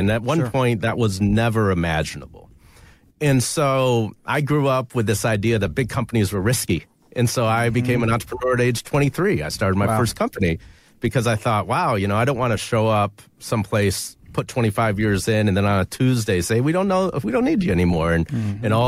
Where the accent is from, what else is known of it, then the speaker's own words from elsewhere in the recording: Flint, Michigan, United States; growing up in Flint, Michigan